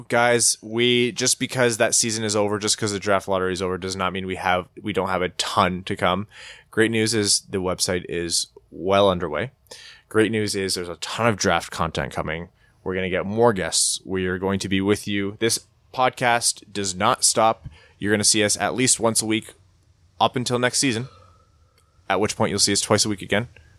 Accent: Windsor, Ontario, Canada; I grew up in Windsor, Ontario, and I maintain the best part of Windsor, besides the pizza, is the fact that it's right next to Detroit.

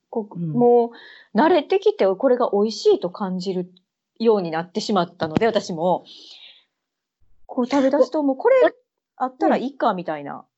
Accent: Kansai, Japan; moved away as an adult; now in United Kingdom; 私、関西の人間やねん

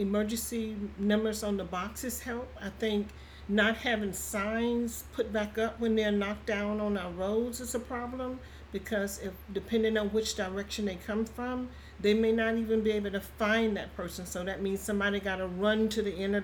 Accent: Aiken County, South Carolina, United States; also born or lived in Augusta, Georgia; I was born and raised in Aiken County. Live out in the rural areas all my life, except for maybe about 8 years

